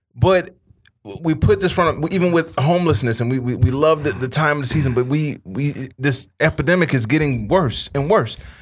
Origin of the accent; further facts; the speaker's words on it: Chicago, Illinois, United States; moved away as an adult; now in Los Angeles, United States; when I was growing up in Chicago